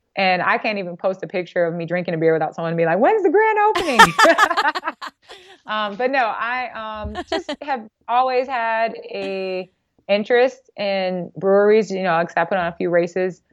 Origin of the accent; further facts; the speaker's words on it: Gary, Indiana, United States; I'm from Indiana